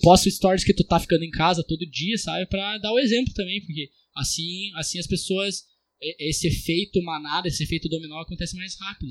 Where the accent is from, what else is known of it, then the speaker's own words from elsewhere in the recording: Brazil; eu sou brasileiro